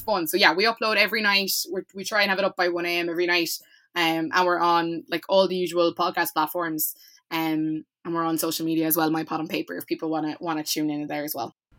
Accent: Cork, Munster, Ireland; I'm from Cork

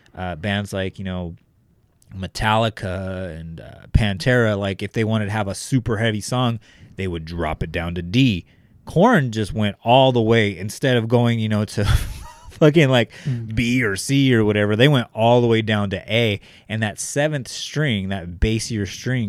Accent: Bakersfield, California, United States; Our inspirations growing up in Northeast Bakersfield, where we're currently sitting at, were … and …

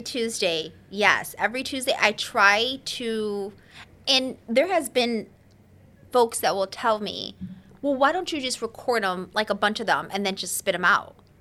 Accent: Chicago, Illinois, United States; I'm born and raised in the city, the hood.

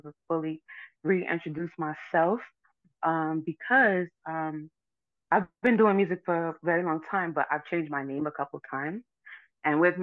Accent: New York City, New York, United States; moved away as an adult; now in Florida, United States; growing up in the Bronx

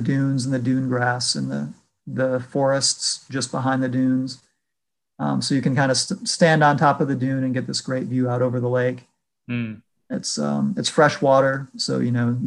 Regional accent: Lansing, Michigan, United States; moved away as an adult; also born or lived in Detroit, Michigan / Ann Arbor, Michigan; now in Atlanta, United States; I grew up in Michigan. I was born in Detroit. And then when I was about 5 years old, my parents moved us to a suburb of Lansing.

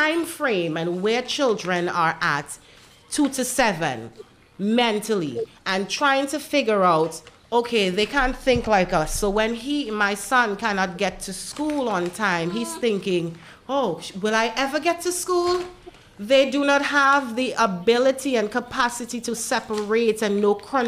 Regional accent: Trinidad & Tobago; also born or lived in United States; now in Dominica

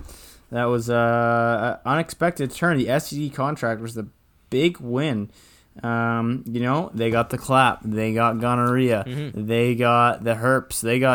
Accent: Ontario, Canada; I was saying from Ontario.

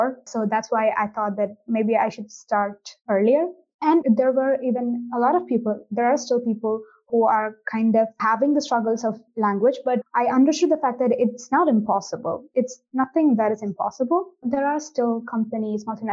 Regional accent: India; moved away as an adult; now in Milan, Italy; I'm originally from India

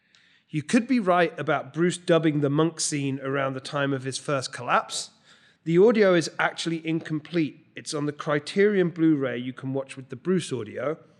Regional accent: England, United Kingdom; I'm English, so I'm allowed to complain about Germans without getting canceled.

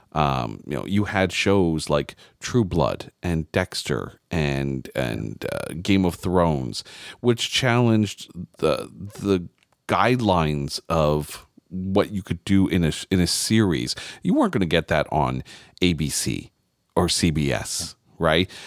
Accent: Canada; I'm Canadian

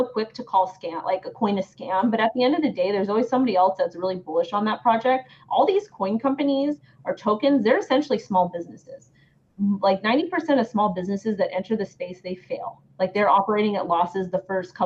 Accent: United States; I'm an American, and I'm in the United States

